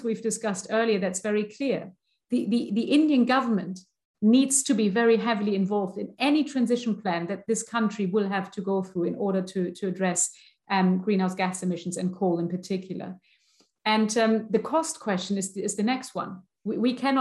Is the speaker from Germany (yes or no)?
yes; Germany; I'm from Germany.